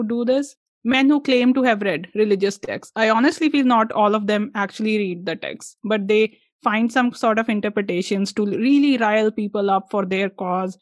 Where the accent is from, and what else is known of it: India